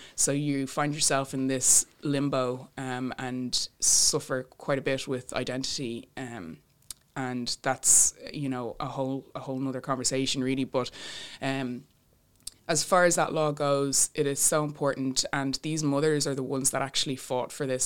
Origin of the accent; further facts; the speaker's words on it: Bray, Leinster, Ireland; my hometown in Bray